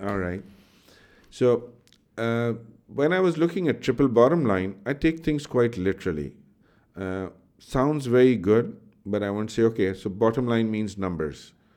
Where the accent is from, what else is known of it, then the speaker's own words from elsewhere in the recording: Pakistan; I grew up in Pakistan